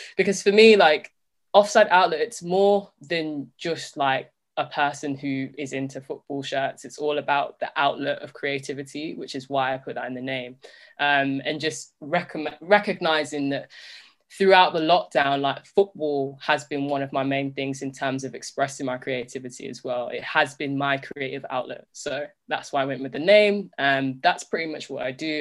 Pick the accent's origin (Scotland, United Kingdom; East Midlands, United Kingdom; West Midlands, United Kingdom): East Midlands, United Kingdom; Leicester; growing up in Leicester